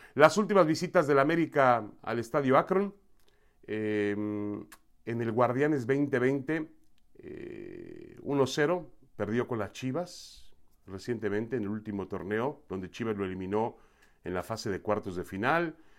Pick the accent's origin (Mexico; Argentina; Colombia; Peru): Mexico; tiene tanto derecho como cualquier otro mexicano, como yo